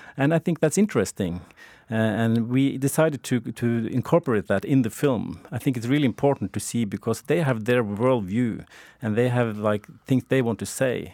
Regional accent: Norway; I'm from Norway

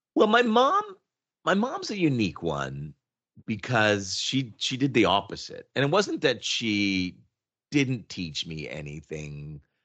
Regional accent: Oshawa, Ontario, Canada; moved away as an adult; also born or lived in Montreal, Quebec; now in Toronto, Canada; for the most part, I grew up in Oshawa, Ontario

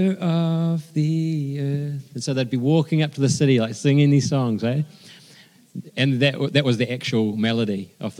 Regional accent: Wellington, New Zealand; also born or lived in Christchurch; born and bred in Wellington

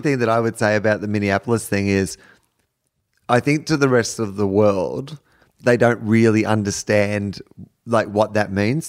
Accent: Australia; being Australian

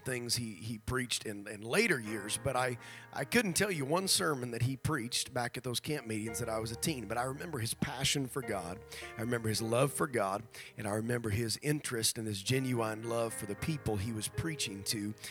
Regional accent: Nebraska, United States; moved away; back in my home district, which where I grew up in Nebraska

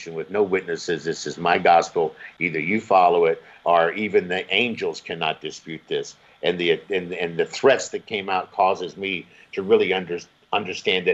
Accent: United States; moved away as an adult; now in Negril, Jamaica; I'm from America

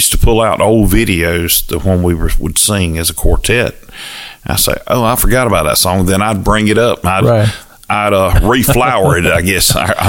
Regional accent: Cairo, Georgia, United States; accent: Southern; also born or lived in St. Augustine, Florida; I'm from Cairo.

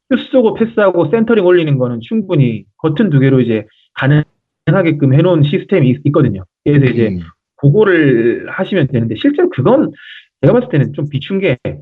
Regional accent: South Korea; 그 한국인으로서

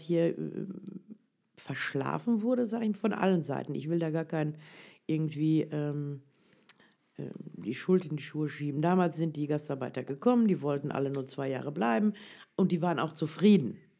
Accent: North Rhine-Westphalia, Germany; Ich bin hier als Türke groß geworden

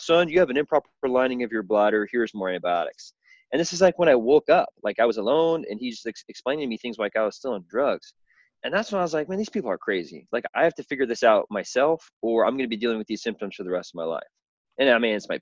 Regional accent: Southern Illinois, United States; I was born and raised in the Midwest in a small town on a farm.

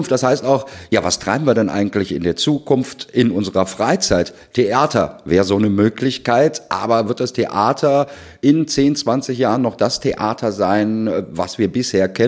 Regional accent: Dortmund, North Rhine-Westphalia, Germany; Sind wir als Dortmunder natürlich ein äh, Stück stolz drauf.

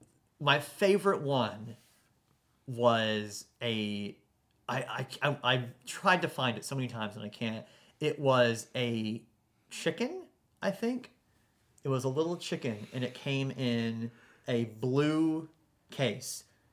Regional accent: the South, United States; I'm from the South.

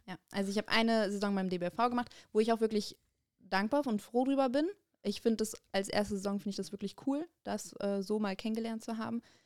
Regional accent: Bonn, North Rhine-Westphalia, Germany; bei uns in Bonn

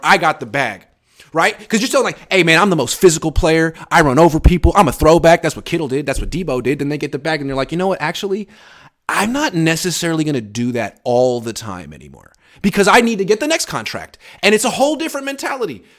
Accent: Oakland, California, United States; I'm from Oakland

